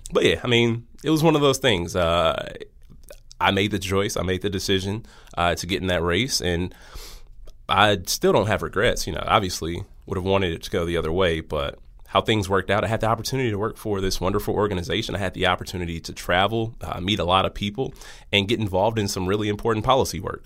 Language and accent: English; Milwaukee, Wisconsin, United States; born and raised in the city of Milwaukee